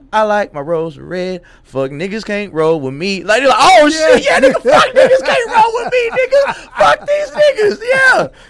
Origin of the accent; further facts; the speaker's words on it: the South, United States; with a southern twist, because I'm from the South.